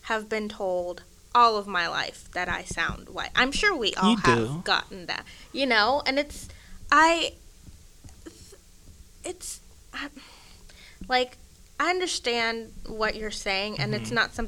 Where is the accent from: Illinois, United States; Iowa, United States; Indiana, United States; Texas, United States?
Texas, United States; McKinney; also born or lived in Sweden; I lived in Sweden, like, first through third grade, you know. I grew up in McKinney, which is 100% suburban. It's like an hour from Dallas.